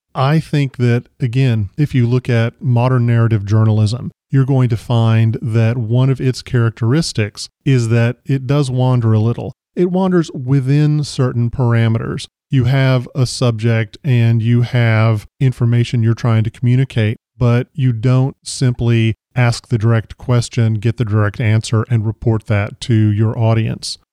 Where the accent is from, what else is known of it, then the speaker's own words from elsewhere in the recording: the South, United States; I grew up in the South